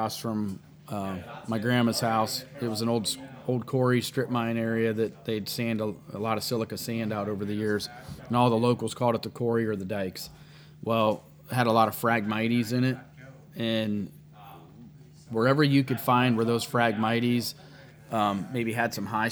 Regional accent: Windham, Ohio, United States; where I grew up in Windham, Ohio, there was a lot of swamps and marsh

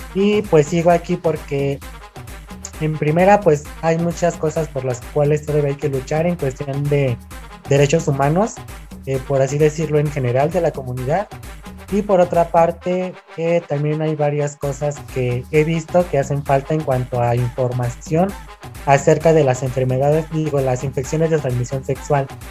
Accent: Chihuahua, Mexico; soy originario de Chihuahua

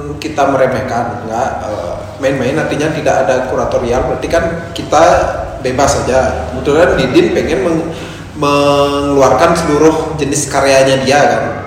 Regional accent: Bali, Indonesia; also born or lived in Yogyakarta; background saya orang Bali

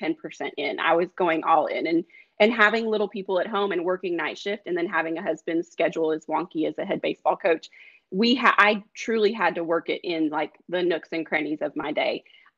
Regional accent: the West, United States; And a lot of them were mailed out because I'm not from Georgia. I'm from all over out west.

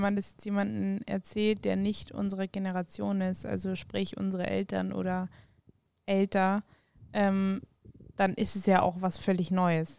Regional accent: Weilheim, Bavaria, Germany; moved away as an adult; now in Munich, Germany; dann sind wir rausgezogen nach Weilheim, wenn es jemandem was sagt, so Richtung Garmisch. Ähm, genau, da bin ich dann auch zur Schule

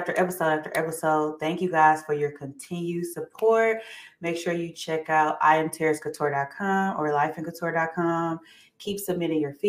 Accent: Saginaw, Michigan, United States; now in Atlanta, United States; I'm from Saginaw originally

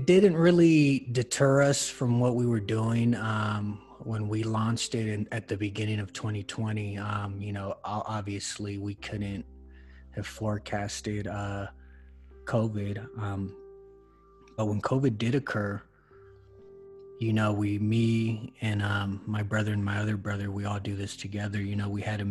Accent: Los Angeles, California, United States; now in Denver, United States; I'm originally born and raised in Los Angeles, California. I currently live in Denver, Colorado.

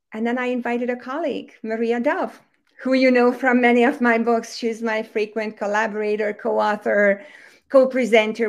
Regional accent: Hungary; English is a second language; moved away; I was born and raised and raised in Hungary, in case anybody's wondering where that accent is coming from

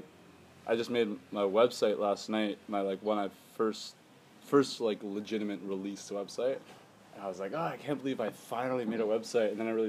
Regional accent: Spruce Grove, Alberta, Canada; moved away as an adult; also born or lived in Vancouver Island; I am originally from Spruce Grove, Alberta, Canada. But I like to say I am from Vancouver Island because that's where It's where my soul's from. It's where my mind lives.

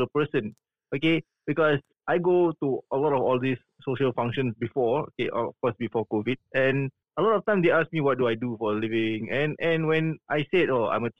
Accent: Singapore; I'm from Singapore

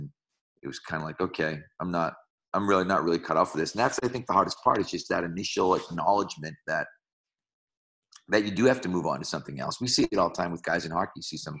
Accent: Malden, Massachusetts, United States; Well, so in Malden, Massachusetts, my father was my high school principal

